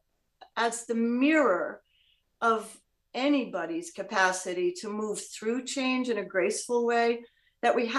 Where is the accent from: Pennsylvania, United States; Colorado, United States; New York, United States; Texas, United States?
New York, United States; New York City; there I was in my hometown, New York City